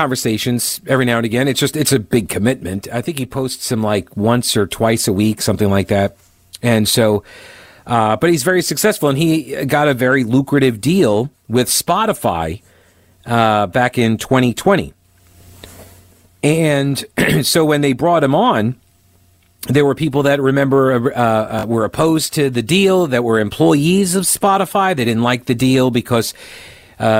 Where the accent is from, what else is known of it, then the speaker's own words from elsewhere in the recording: Long Island, New York, United States; I grew up on Long Island